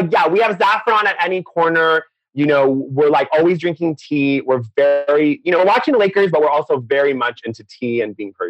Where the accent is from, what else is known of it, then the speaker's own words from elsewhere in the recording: Orange County, California, United States; also born or lived in Iran; Yeah, so I was born in Orange County. And then when I was 8, I went back to Iran for 2 years with my parents. They wanted me to see the culture. So I went to Persian school